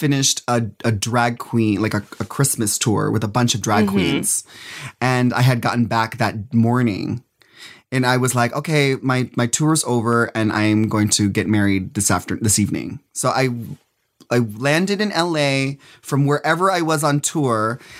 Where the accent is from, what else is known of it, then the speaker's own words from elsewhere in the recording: Philippines; I'm a Filipino. My husband, he's Puerto Rican and Chilean. We both have gigantic families.